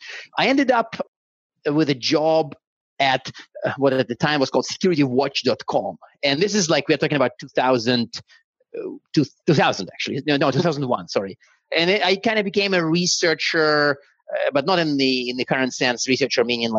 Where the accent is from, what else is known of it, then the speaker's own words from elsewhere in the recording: Siberia, Russia; first language Russian; English is a second language; moved away; I was born in Siberia, and now in my hometown in Siberia, there was exactly one school that actually taught English from first grade.